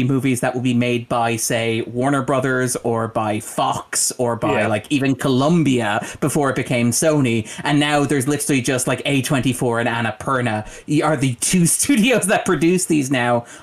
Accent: Ireland; as an Irish person

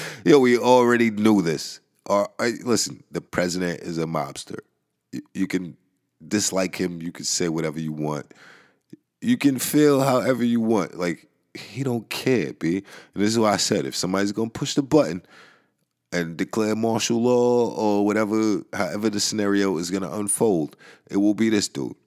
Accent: New York, United States; I am from New York

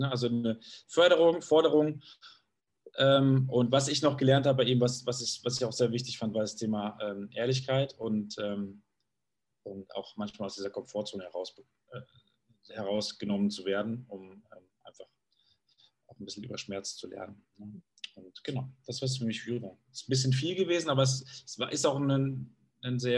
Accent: Munich, Bavaria, Germany; München, weil das ist für mich da strahlt mein Raum eigentlich das aus, was ich, was ich brauche. Das ist meine Heimat, in der ich mich wohlfühle, sicher fühle, geborgen fühle.

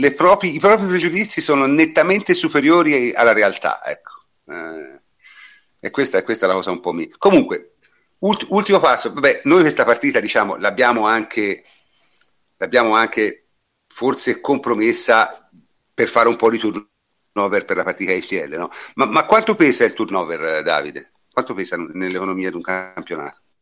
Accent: Siena, Tuscany, Italy; sono di Siena quindi la conosco bene

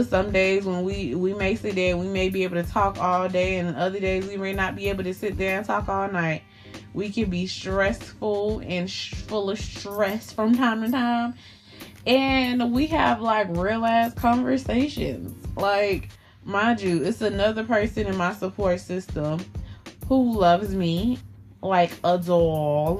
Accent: Miami, Florida, United States; moved away; I'm from Miami. When I moved up here to this little Caucasian ass state

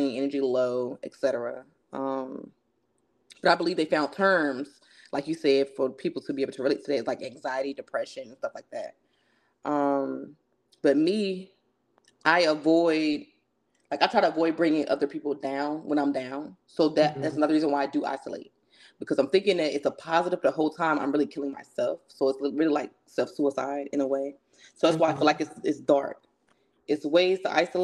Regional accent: North Carolina, United States; I'm from North Carolina. And yeah, I'm from a good Southern family.

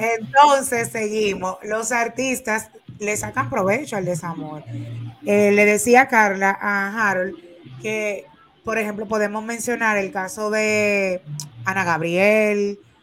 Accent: Dominican Republic; nosotros como dominicanos

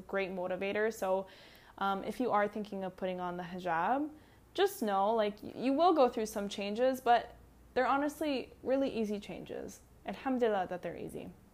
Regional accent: Canada; I'm Canadian.

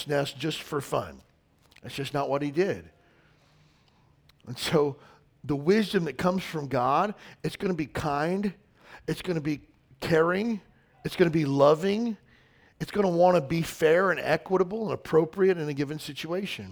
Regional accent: the South, United States; I grew up in the South

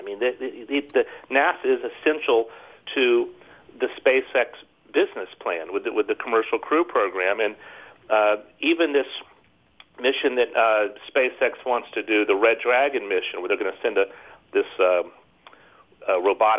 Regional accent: Gainesville, Florida, United States; now in Washington, D.C., United States; I grew up in Florida, in Gainesville

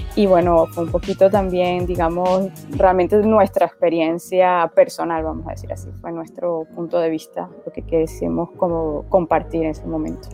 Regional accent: Venezuela; also born or lived in Spain; now in France; estoy en Francia, estoy, soy de Venezuela, pero bueno, ya me vine hace bastante tiempo

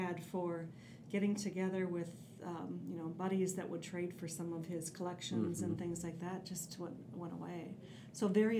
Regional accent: Woodbury, Minnesota, United States; also born or lived in Stillwater, Minnesota; I grew up on Manning and Valley Creek.

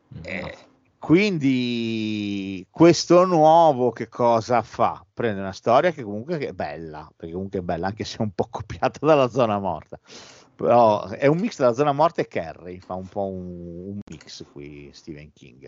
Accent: Bologna, Emilia-Romagna, Italy; siamo pure di Bologna

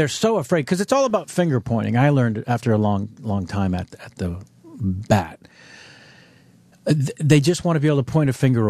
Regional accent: Baltimore, Maryland, United States; accent: Baltimore; my Baltimore accent

